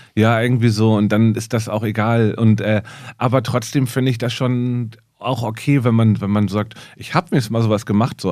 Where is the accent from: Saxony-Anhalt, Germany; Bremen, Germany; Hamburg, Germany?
Hamburg, Germany; ich komme aus Hamburg